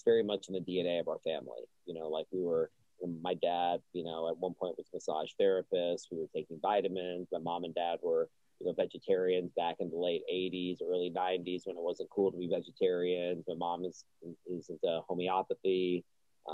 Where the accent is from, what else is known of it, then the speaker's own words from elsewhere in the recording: Austin, Texas, United States; I was born in Austin